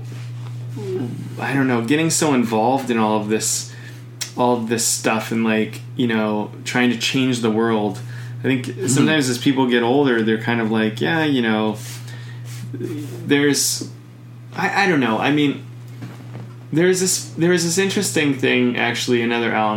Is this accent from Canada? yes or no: yes; Canada; as a Canadian